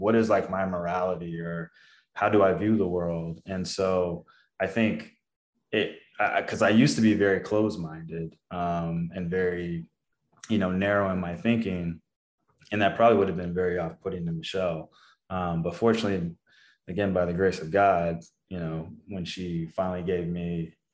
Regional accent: Texas, United States; I was from Texas

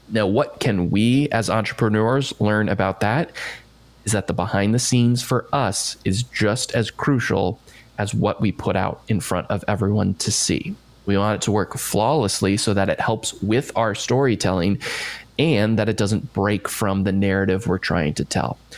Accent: Bethesda, Maryland, United States; moved away; I'm from just outside D.C. in oh, okay. Bethesda, Maryland

